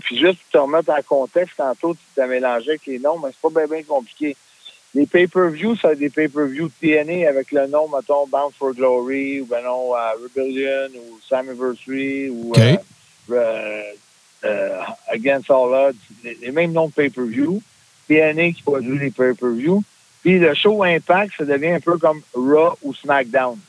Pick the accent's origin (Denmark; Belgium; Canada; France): Canada; en tant que Canadien